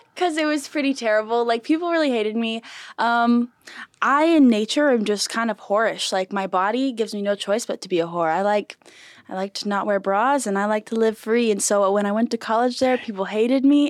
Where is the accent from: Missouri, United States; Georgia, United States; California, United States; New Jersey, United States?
California, United States; San Marcos; I went to Mission Hills High School in San Marcos